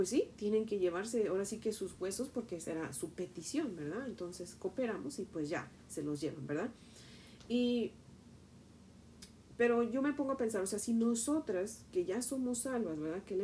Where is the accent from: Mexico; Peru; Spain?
Mexico; por ejemplo, yo que soy de México, cuando te regreses a México, pues te lleves mis huesos